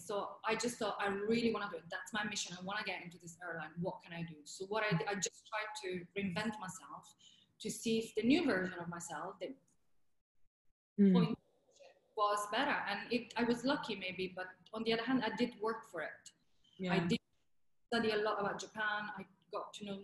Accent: Italy; accent: Italian; English is a second language; moved away as an adult; also born or lived in England; my Italian accent was too strong

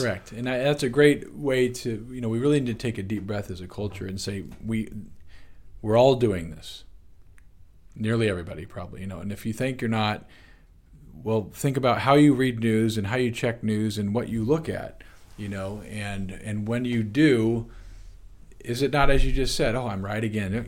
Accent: United States; as modern American people

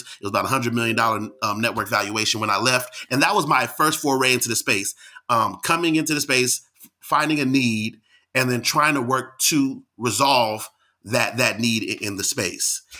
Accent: Bay Area, California, United States; moved away as an adult; also born or lived in Washington, D.C. / Pittsburgh, Pennsylvania; I'm from California in the Bay Area

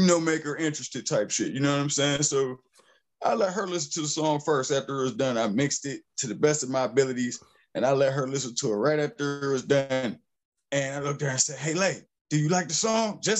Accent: Pittsburgh, Pennsylvania, United States; moved away; also born or lived in the South; I'm from Pittsburgh, Pennsylvania

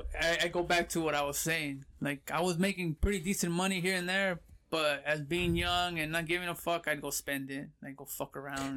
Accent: Pomona, California, United States; also born or lived in Fullerton, California; Born and raised in California, grew up in Pomona.

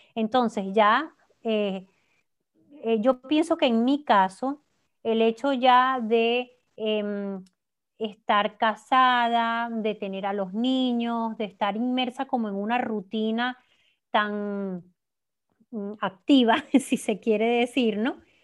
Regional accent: Venezuela; moved away as an adult; el hecho de yo no estar viviendo en mi país de origen, em, igual si, hubiese, si me hubiese quedado en Venezuela

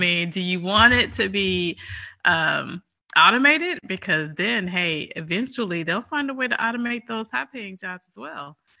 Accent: United States; we're American

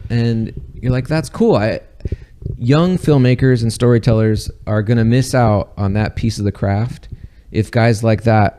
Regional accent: Southern California, United States; I grew up in Southern California and even I thought it was campy.

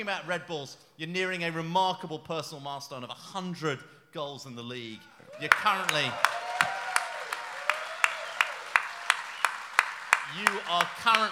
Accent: London, United Kingdom; moved away as an adult; now in New York City, United States; I'm from the neighbouring borough. I'm from Greenwich

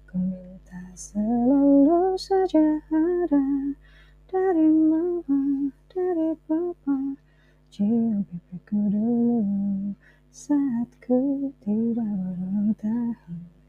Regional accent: Bandung, West Java, Indonesia; soalnya banyak banget cerita seru saya waktu kecil itu ya waktu di Bandung terus eh, habis itu dia pindah ke Jakarta gitu

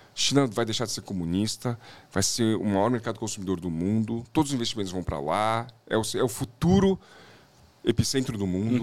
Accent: São Paulo, Brazil; um pouquinho da minha infância aqui em São Paulo

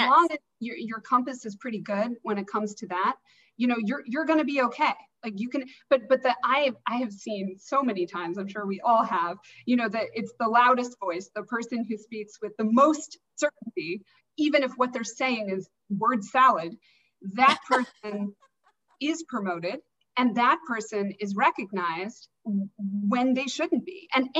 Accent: Alaska, United States; But, so I grew up in Alaska, and I was in this big public high school.

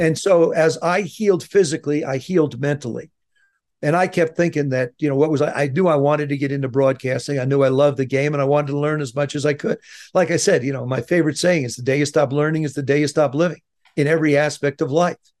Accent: South River, New Jersey, United States; moved away as an adult; I grew up in South River, New Jersey

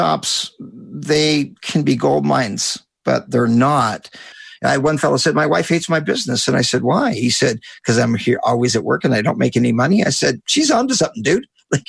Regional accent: Canada; I'm a Canadian, as you know, and I initially started my business in 1987.

